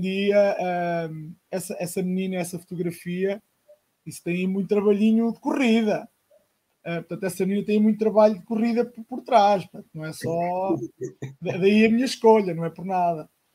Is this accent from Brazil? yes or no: no; Arzila, Centro, Portugal; eu sou de uma aldeia de, do Conselho de Coimbra, Distrito de Coimbra, Arzila